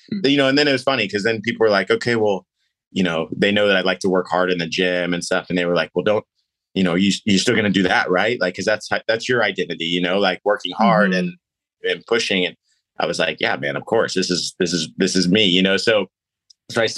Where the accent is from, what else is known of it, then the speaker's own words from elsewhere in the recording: Missouri Valley, Midwest, United States; we grew up in the Missouri Valley